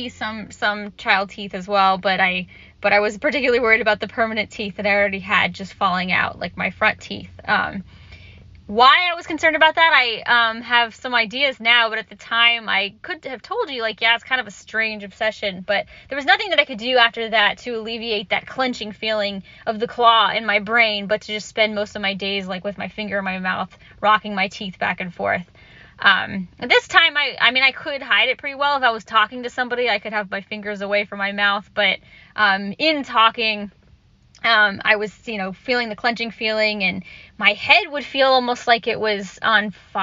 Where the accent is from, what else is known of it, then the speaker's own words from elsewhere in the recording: Orlando, Florida, United States; I grew up in Orlando, Florida